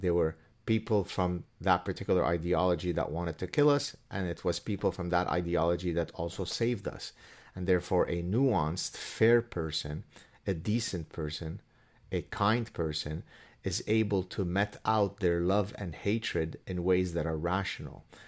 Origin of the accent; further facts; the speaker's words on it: Canada; I'm Canadian